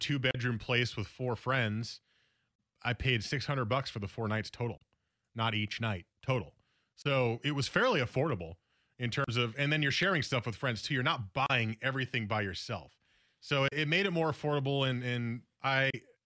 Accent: East Coast, United States; moved away; I grew up on the East Coast.

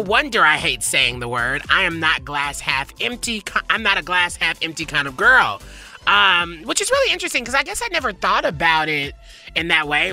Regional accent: Nashville, Tennessee, United States; moved away; I'm from Nashville. I was raised there

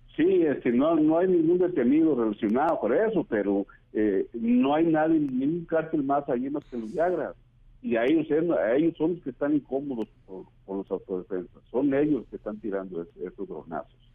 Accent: La Ruana, Michoacán, Mexico; ahí en mi pueblo

